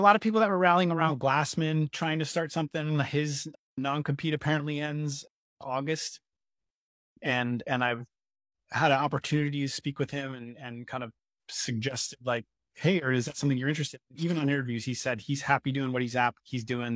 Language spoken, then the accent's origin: English; Poughkeepsie, New York, United States; moved away; also born or lived in Lake Tahoe; I was born and raised in Poughkeepsie, New York